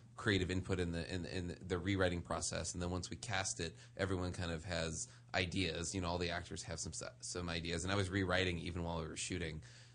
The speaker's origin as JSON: {"language": "English", "town": "New Orleans", "region": "Louisiana", "country": "United States", "tie": "born or raised there", "said": "Because like I grew up in New Orleans, right?"}